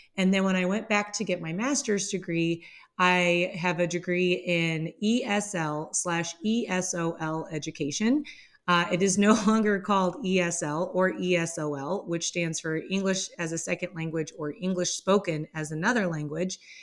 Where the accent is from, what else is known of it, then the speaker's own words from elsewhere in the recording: Midwest, United States; I am born and raised in the Midwest. I still live within the Midwest